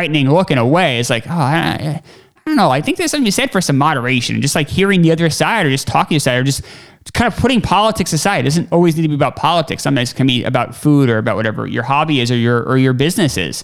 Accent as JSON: {"language": "English", "country": "United States", "said": "being American"}